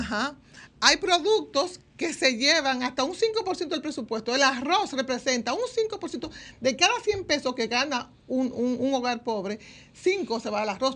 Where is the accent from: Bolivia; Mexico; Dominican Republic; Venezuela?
Dominican Republic